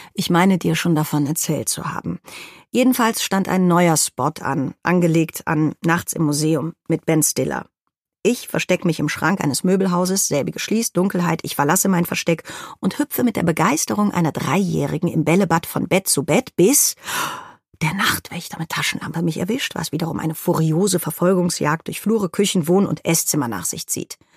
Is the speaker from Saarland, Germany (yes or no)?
no; Cologne, North Rhine-Westphalia, Germany; Als Kölnerin